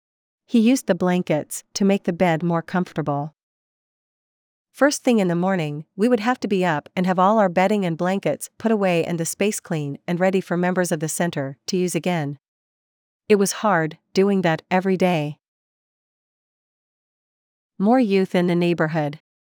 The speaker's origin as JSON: {"language": "English", "town": "Vancouver", "region": "British Columbia", "country": "Canada", "tie": "born or raised there", "said": "I was born and raised in Vancouver. I grew up in the Kitsilano area, and I graduated from Kitsilano High School."}